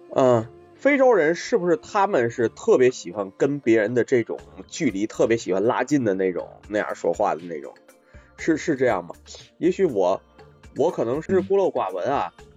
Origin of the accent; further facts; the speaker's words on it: Tianjin, China; 我们天津人说话啊